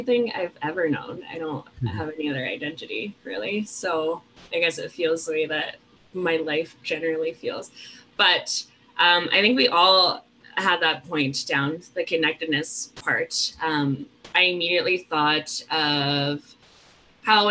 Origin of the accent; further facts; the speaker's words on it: Calgary, Alberta, Canada; I grew up in Calgary and I grew up in the Southwest